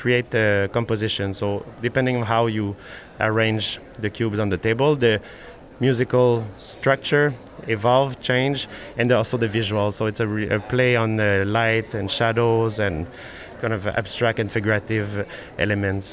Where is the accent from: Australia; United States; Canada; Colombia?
Canada; Montreal, Quebec; I'm from Montreal